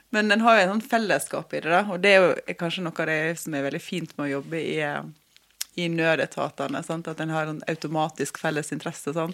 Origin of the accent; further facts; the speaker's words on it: Måløy, Vestland, Norway; also born or lived in Oslo; hjemme på Vestlandet